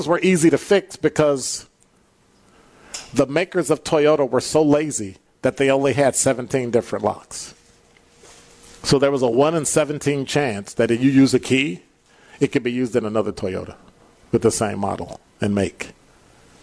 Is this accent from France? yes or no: no; Chicago, Illinois, United States; now in Milwaukee, United States; I'm from Chicago.